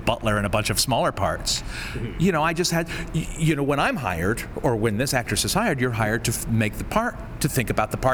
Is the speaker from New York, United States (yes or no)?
no; California, United States; I'm from California